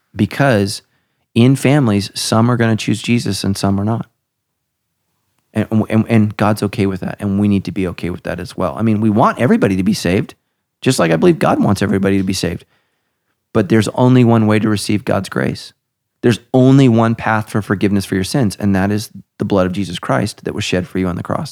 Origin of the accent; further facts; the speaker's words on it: United States; I'm an American